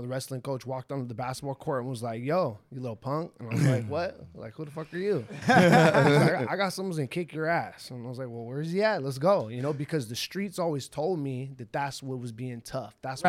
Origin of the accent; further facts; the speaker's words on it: Pasadena, California, United States; I grew up in Pasadena, you know, Pasadena, California. That's where I'm from.